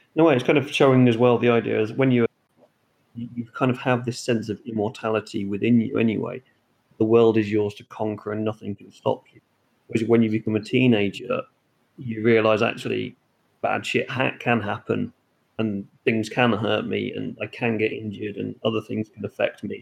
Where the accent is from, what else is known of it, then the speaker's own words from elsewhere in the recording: Norfolk Broads, East of England, United Kingdom; I grew up around the Norfolk Broads